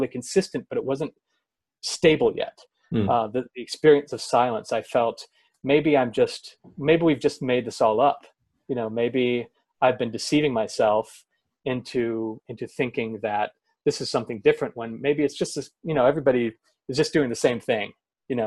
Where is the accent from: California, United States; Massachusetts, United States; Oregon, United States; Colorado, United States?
Oregon, United States; Oregon coast, United States; also born or lived in Portland, Oregon; I moved from the Oregon coast to Portland, not very far